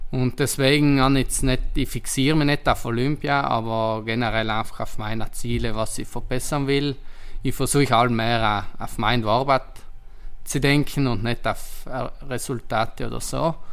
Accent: Trentino-Alto Adige, Italy; ich bin stolz, Südtiroler zu sein. Und genauso wie ich meine Heimat kenne, kennt Booking Südtirol im Tourismusbereich von Südtirol

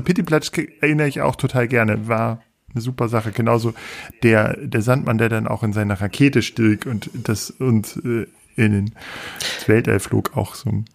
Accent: Peine, Lower Saxony, Germany; ich bin in Peine aufgewachsen.

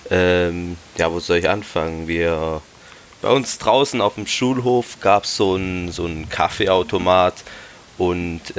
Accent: Italy; aber wir, arme Kinder natürlich, weil wir sind ja Italiener

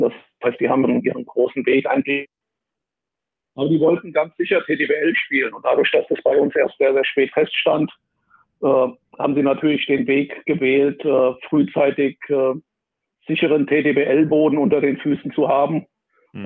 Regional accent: Wiesbaden, Hesse, Germany; extra die Schule gewechselt, um, um ein Sportabitur zu machen in, in meiner Geburtsstadt Wiesbaden

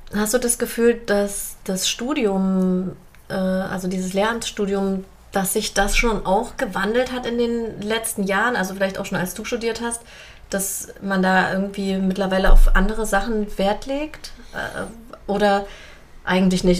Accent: Jena, Thuringia, Germany; Ich bin in Jena geboren

